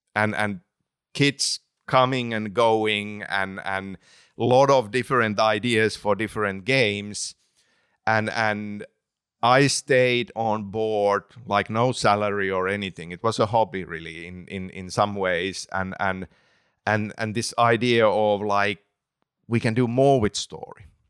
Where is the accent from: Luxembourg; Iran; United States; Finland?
Finland; English is a second language; growing up in Finland